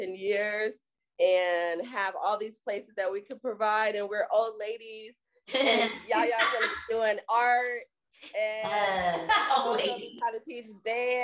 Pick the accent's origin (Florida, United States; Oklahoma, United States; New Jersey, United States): Florida, United States; now in Texas, United States; I'm from Florida